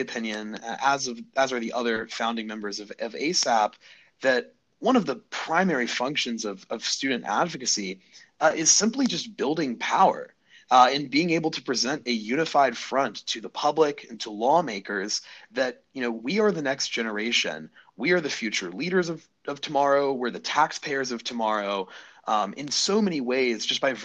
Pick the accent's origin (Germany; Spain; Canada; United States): United States; Birmingham, Alabama; I'm a lifelong Alabama native. I grew up in Birmingham.